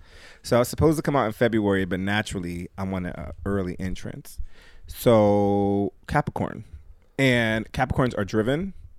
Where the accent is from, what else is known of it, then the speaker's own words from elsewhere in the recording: New Haven, Connecticut, United States; New Haven, Connecticut.